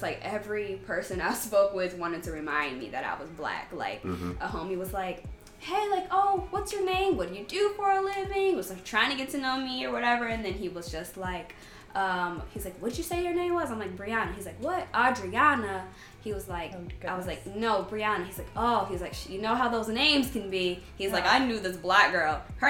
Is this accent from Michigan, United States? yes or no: yes; Ann Arbor, Michigan, United States; that's how we grew up in Ann Arbor.